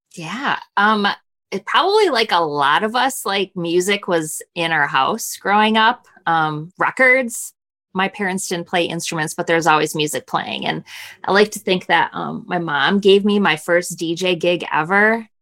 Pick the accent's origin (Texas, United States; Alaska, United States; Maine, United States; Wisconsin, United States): Wisconsin, United States; Milwaukee; We, we grew up outside of Milwaukee